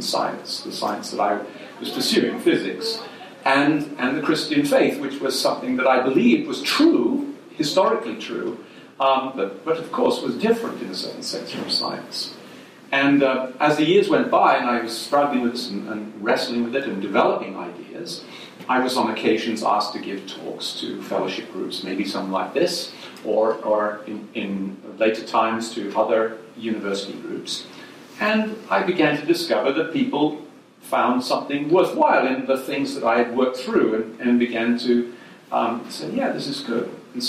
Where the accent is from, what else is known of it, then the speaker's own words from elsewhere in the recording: England, United Kingdom; accent: English; moved away as an adult; also born or lived in Worcester, England / Cambridge, England; now in United States; You can tell I'm an Englishman from my accent, even though I've lived in America for 40 years or more now. I don't seem to have lost my accent